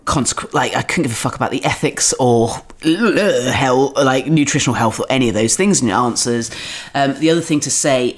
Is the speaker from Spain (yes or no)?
no; Dorset, South West England, United Kingdom; now in London, United Kingdom; I'm from Dorset on the south coast